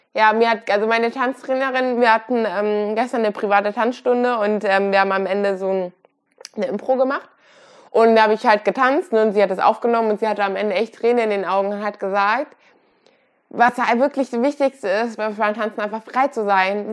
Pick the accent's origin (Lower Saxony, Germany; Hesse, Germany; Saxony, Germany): Hesse, Germany; Kassel; ich komme aus Deutschland, bin auch hier groß geworden